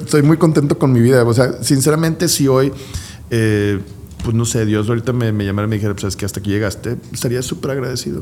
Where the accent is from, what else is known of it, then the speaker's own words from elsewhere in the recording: Guadalupe, Nuevo León, Mexico; somos guadalupecas